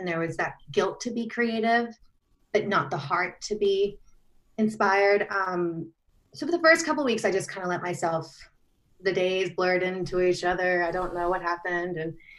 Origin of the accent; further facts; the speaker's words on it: Australia; because I'm Australian, even though I don't sound like it.